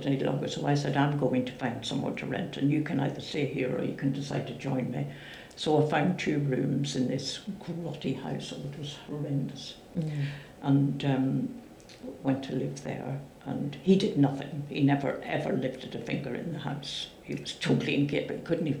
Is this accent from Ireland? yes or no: yes; Ireland; You know, one of my neighbours from where I grew up in Ireland, very close to where we lived, was having her baby